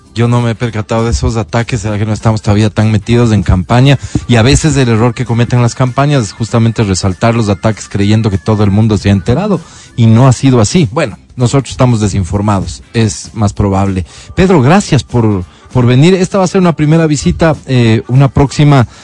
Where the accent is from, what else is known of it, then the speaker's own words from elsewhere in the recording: Quito, Pichincha, Ecuador; como quiteño